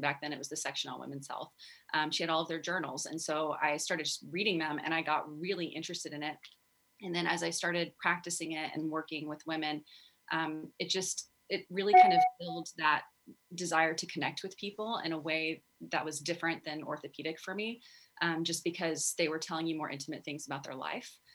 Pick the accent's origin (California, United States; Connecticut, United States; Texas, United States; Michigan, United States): Texas, United States; I grew up in Texas